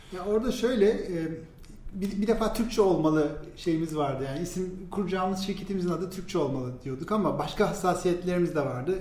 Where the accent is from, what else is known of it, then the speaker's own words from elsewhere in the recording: İzmir, Turkey; moved away as an adult; now in Istanbul, Turkey; 1979 ee, İzmir doğumluyum